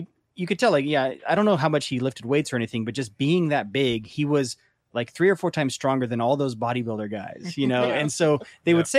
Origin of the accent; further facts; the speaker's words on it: California, United States; I grew up in a red part of California